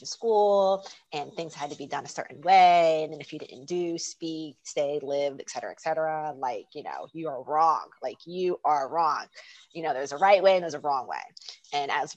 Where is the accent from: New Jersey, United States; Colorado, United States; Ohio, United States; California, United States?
New Jersey, United States; South; moved away as an adult; now in France; I'm from South New Jersey, and I moved to France, to Europe 12 years ago.